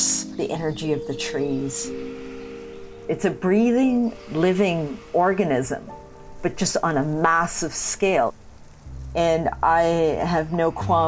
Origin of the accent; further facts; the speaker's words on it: Toronto, Ontario, Canada; I'm from Toronto.